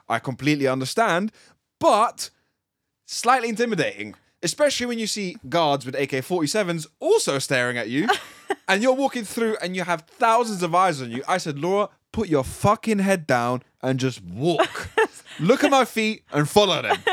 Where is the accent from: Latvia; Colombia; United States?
Latvia; moved away; I'm from Latvia.